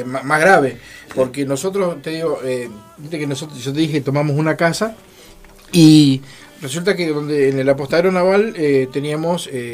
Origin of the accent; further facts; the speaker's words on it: Santa Fe, Argentina; moved away as an adult; now in Neuquén, Argentina; yo soy de Santa Fe.